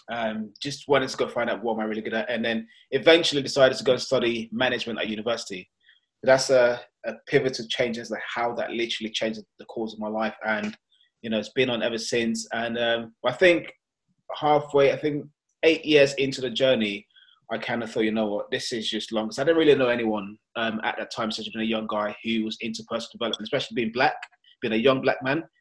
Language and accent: English; London, United Kingdom; also born or lived in Nigeria; And that is me, and I am from London, but originally born in Nigeria.